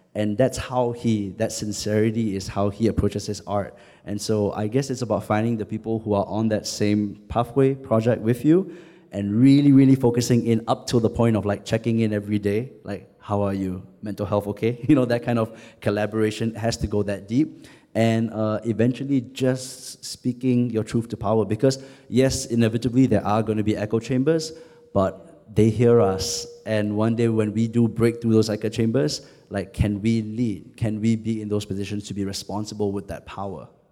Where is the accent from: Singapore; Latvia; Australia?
Singapore; I identify more as Southeast Asian than as Singaporean